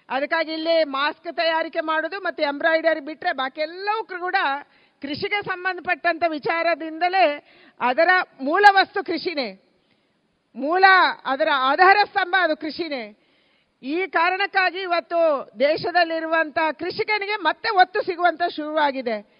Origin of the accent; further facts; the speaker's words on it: Dakshina Kannada, Udupi, Karnataka, India; ನಾವು ದಕ್ಷಿಣ ಕನ್ನಡ ಉಡುಪಿಯವರು